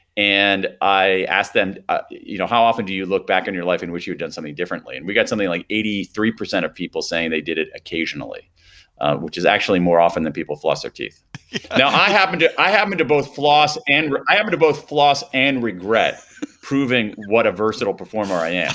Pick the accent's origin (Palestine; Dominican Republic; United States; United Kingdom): United States; Columbus, Ohio; I grew up in Columbus, Ohio